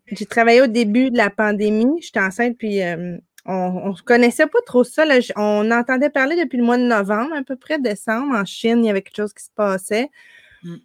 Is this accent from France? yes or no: no; Gatineau, Quebec, Canada; moved away as an adult; also born or lived in Ottawa / Montreal; now in Ontario, Canada; on habitait au Québec, l'autre côté du pont, à Hall